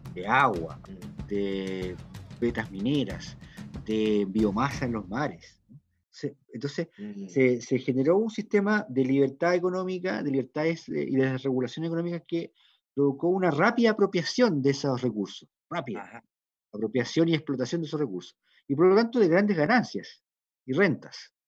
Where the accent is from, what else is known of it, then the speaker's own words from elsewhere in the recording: Chile; como pueblo chileno digo, todos los bueno, clase media, media, clase media precaria, clase media media, clase, media intelectual